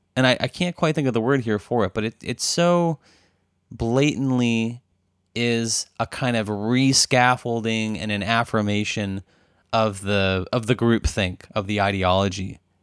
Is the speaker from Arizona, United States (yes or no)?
yes; Arizona, United States; now in Berkeley, United States